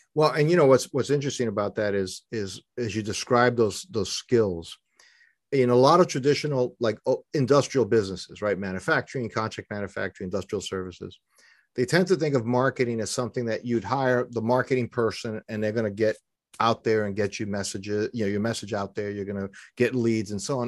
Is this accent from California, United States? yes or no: no; New York City, New York, United States; moved away as an adult; also born or lived in Philadelphia area; now in Philadelphia, United States; I was born and raised in New York City